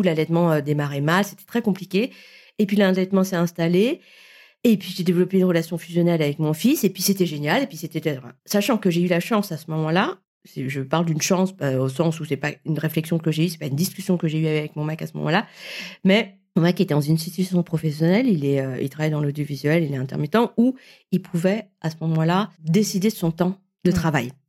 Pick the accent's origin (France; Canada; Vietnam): Vietnam; je suis vietnamienne